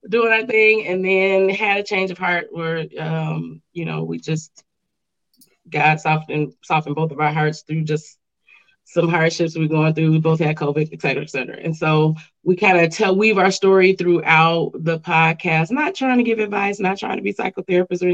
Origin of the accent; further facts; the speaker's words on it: Chicago, Illinois, United States; now in Grand Rapids, United States; I'm from Chicago, originally from the West Side.